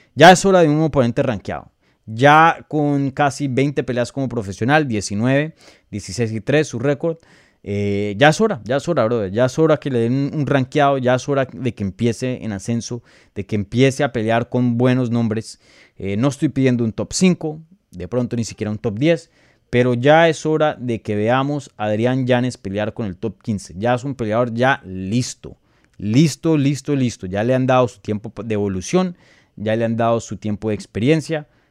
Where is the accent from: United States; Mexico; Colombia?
Colombia; yo como colombiano